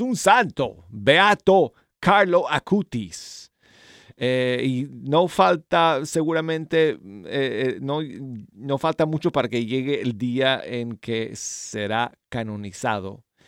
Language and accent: Spanish; Denver, Colorado, United States; moved away; mi ciudad natal de Denver, Colorado